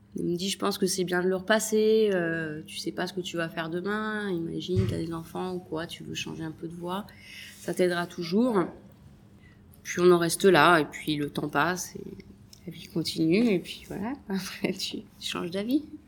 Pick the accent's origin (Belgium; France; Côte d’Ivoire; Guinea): France; Deauville, Normandy; moved away as an adult; also born or lived in Paris / Switzerland; now in Nice, France; moi je suis originaire de Deauville